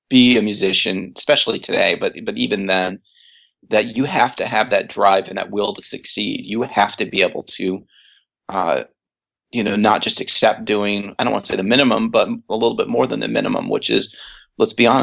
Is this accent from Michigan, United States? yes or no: yes; Ann Arbor, Michigan, United States; growing up in Ann Arbor